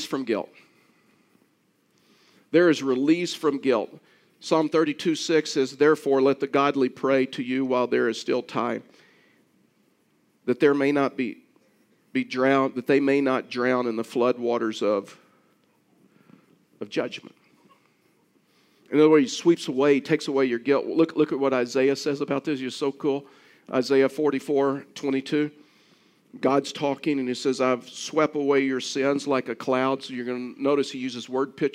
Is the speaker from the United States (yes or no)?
yes; South Texas, United States; I was raised in South Texas